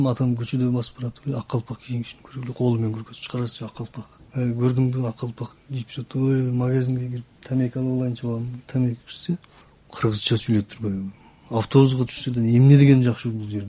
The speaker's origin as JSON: {"language": "Kyrgyz", "region": "Xinjiang", "country": "China", "tie": "born or raised there", "moved": "as an adult", "lives_now": "Kyrgyzstan", "said": "паспортумда туулган жер кытай дейт"}